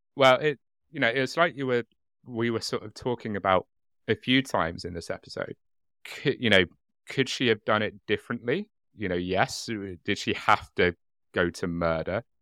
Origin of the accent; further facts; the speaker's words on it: United Kingdom; I'm very British